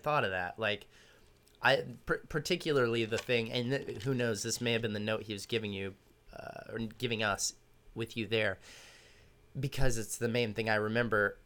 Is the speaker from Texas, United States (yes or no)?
yes; Austin, Texas, United States; also born or lived in Dallas; I was born in Dallas, raised in Austin